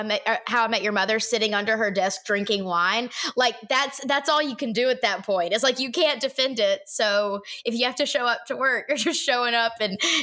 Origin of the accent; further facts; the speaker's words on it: Alabama, United States; now in Tennessee, United States; I grew up in Alabama with Cable One.